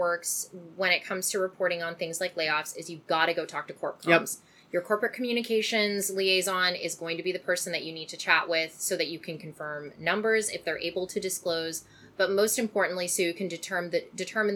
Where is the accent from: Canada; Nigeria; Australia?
Canada; I'm Canadian